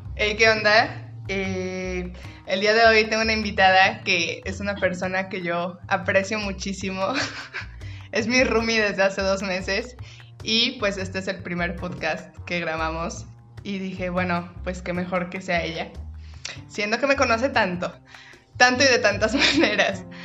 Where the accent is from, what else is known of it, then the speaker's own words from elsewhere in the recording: Guadalajara, Jalisco, Mexico; also born or lived in Tepatitlán; yo soy de Guadalajara, mi familia está en Guadalajara